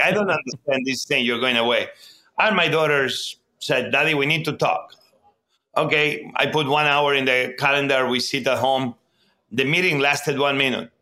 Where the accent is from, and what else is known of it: Barcelona, Catalonia, Spain; born or raised there; English is a second language; also born or lived in Mieres, Asturias, Spain / New York, United States; now in Washington, D.C., United States